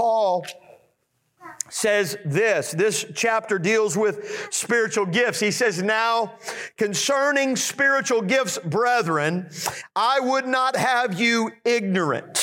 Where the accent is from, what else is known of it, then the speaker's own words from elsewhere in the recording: United States; I was born and raised in America